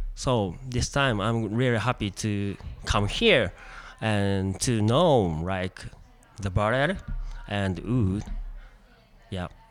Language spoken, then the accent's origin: English; Aichi, Japan; English is a second language; I'm from Japan, Aichi